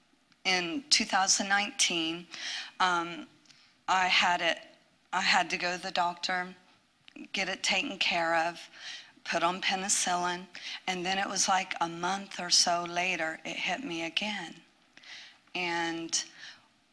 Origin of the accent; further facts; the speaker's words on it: Ohio, United States; moved away as an adult; I'm from Ohio